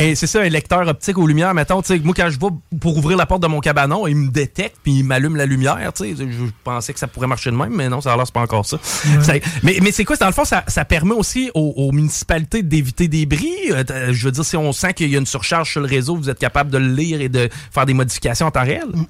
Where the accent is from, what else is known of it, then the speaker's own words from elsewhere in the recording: Lévis, Quebec, Canada; chez nous à Lévis